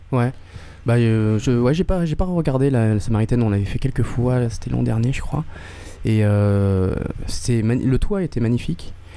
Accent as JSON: {"language": "French", "town": "Avignon", "region": "Provence-Alpes-Côte d'Azur", "country": "France", "also_born_or_lived": "Paris", "moved": "yes", "said": "à la base, je suis d'Avignon"}